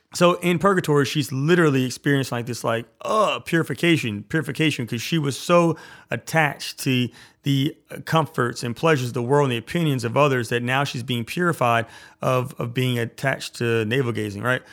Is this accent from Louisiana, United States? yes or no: yes; Louisiana, United States; I'm from Louisiana.